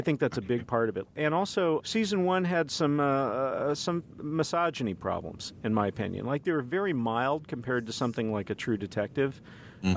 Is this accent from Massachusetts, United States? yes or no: no; Dallas, Texas, United States; moved away; also born or lived in Kansas City; I'm from Dallas by way of Kansas City